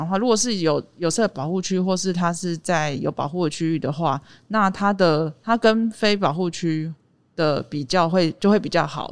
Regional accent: Taipei, Taiwan; moved away as an adult; now in Taitung, Taiwan; 我老家在台北。是对，但是我已经，已经，呃，迁户籍到台东了

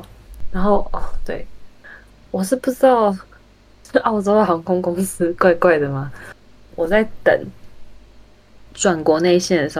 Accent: United States; accent: American; 我就很每次在教会人家叫我念什么东西分享的时候，我就会觉得很烦，因为我自己听得出来，就这是个美国腔

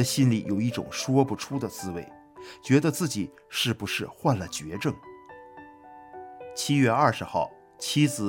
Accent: Hebei, China; 我喝着从河北老家寄来的中药和买来的止疼药

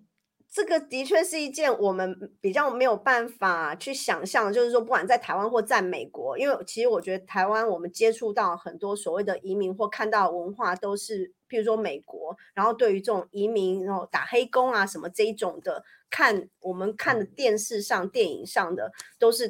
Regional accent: Paris, Île-de-France, France; now in Switzerland; 然后我觉得在瑞士就非常的一板一眼，让我这种从巴黎来的人就觉得生活的很有

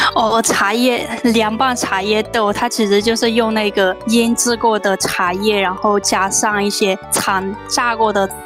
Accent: Myanmar; now in Taiwan; 那个我是从缅甸来的

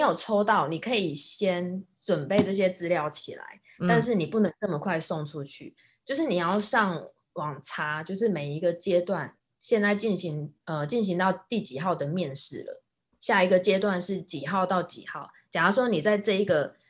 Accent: Taiwan; now in United States; 尤其你我们像我们台湾人的身份，因为台美的外交关系还不错，

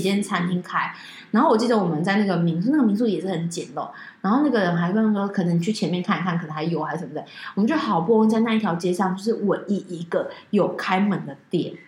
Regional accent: Taiwan; 我们是台湾人

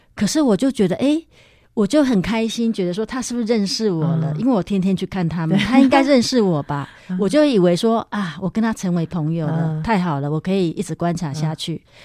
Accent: Yilan County, Taiwan; moved away as an adult; also born or lived in Beitou, Taipei; now in Taipei, Taiwan; 因为我是宜兰人嘛

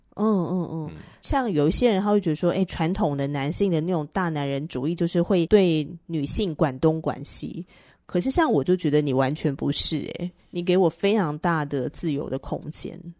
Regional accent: northern Taiwan, Taiwan; 那我是彻头彻尾的北部人啊

